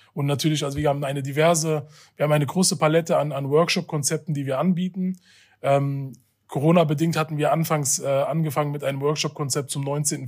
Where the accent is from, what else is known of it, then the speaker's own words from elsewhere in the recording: Hanau, Hesse, Germany; Ich bin in Hanau geboren und aufgewachsen und habe auch mein bisheriges Leben hier in Hanau gelebt.